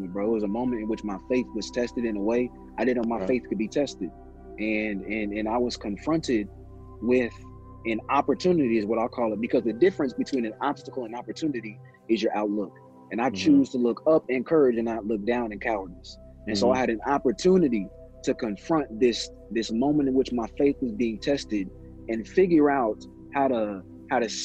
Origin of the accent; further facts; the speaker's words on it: Indianapolis, Indiana, United States; also born or lived in South Bend, Indiana; Indianapolis raised me. Indianapolis made me. But born in South Bend, moved a lot when I was a kid. But we landed here in Indianapolis, and I was 5 in 2001